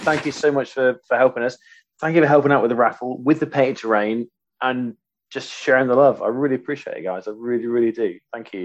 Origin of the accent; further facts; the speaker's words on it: Waltham, Yorkshire and the Humber, United Kingdom; moved away; also born or lived in Cornwall; I grew up in Waltham, a little village outside of Grimsby